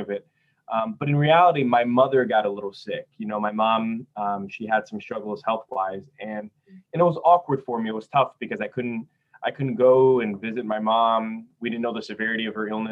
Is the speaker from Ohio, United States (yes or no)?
no; Port Chester, New York, United States; also born or lived in Brazil; I live in Porchester, New York